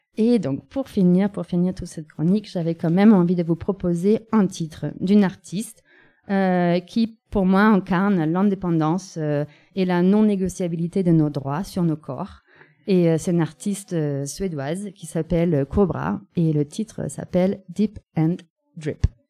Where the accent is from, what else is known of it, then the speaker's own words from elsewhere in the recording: Germany; now in France; dans la capitale de mon pays natal